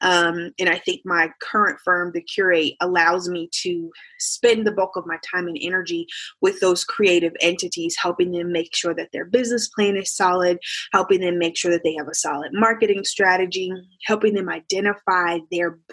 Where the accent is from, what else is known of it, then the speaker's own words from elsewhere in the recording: Indianapolis, Indiana, United States; I'm from Indianapolis, Indiana